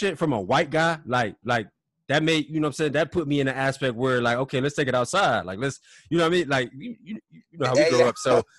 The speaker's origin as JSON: {"language": "English", "region": "Ohio", "country": "United States", "also_born_or_lived": "Iowa City, Iowa", "said": "I'm from Ohio."}